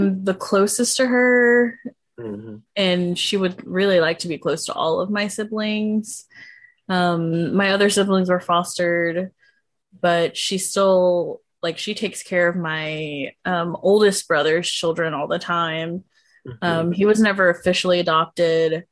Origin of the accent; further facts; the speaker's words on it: Georgia, United States; I was born in Georgia.